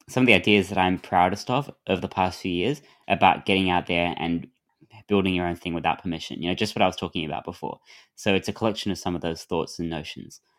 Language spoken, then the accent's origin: English; Adelaide, South Australia, Australia; But because I grew up in Adelaide, where the beaches are so bad